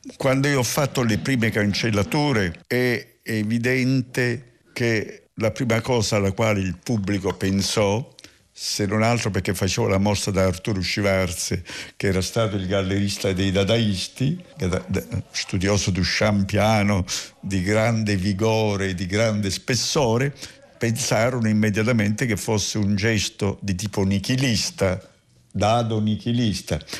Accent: Barcellona Pozzo di Gotto, Sicily, Italy; Per tornare alla mia nascita, io sono nato lì, in una famiglia

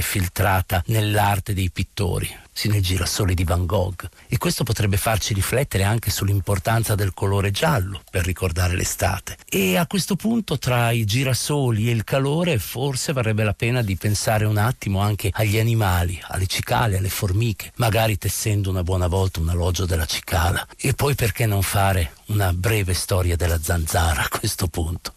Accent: Bologna, Emilia-Romagna, Italy; io da bolognese

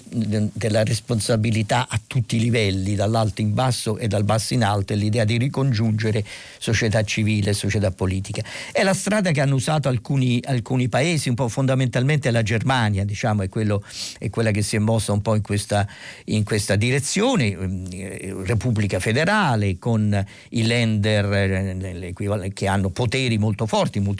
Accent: Marche, Italy; born there; buonsenso e pragmatismo marchigiano direi, insomma io sono nato nelle Marche quindi in qualche modo sono partecipe a questa idea

